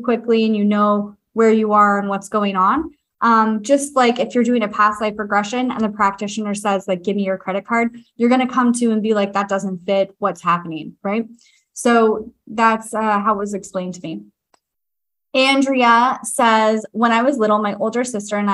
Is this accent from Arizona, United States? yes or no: no; San Diego, California, United States; moved away; I grew up in San Diego